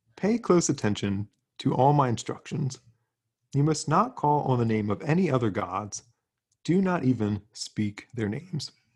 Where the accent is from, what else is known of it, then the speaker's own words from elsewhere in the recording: South Central Pennsylvania, United States; I'm from South Central P